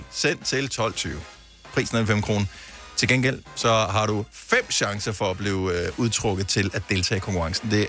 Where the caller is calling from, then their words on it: Trige, Central Denmark Region, Denmark; Jeg kommer fra Trige ved Aarhus.